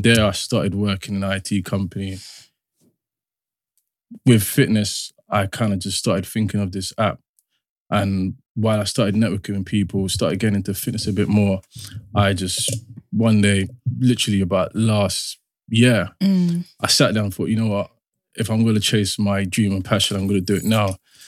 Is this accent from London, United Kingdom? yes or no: yes; London, United Kingdom; I'm from South London, Peckham